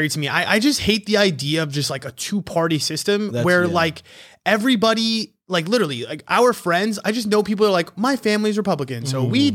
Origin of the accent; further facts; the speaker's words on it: United States; as an American